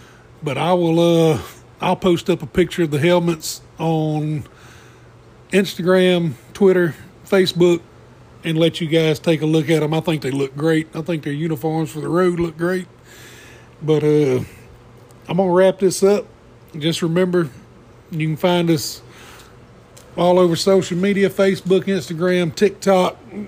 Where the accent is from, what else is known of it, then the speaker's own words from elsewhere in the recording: Mobile, Alabama, United States; since I'm from Mobile. I'm a Mobile homer.